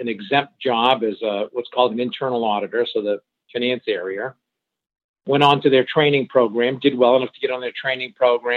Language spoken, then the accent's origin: English; Suncook, New Hampshire, United States; first language French; English is a second language; I grew up in a small, think of it as a French-Canadian mill town, textile town in Suncook, New Hampshire, in a real French-Canadian enclave. In fact, I spoke French before I spoke English.